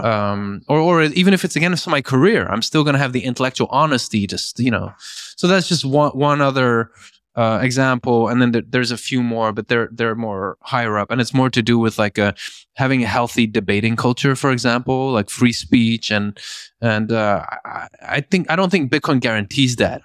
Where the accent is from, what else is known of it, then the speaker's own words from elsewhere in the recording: Belgium; moved away; also born or lived in Norway; I grew up in Belgium.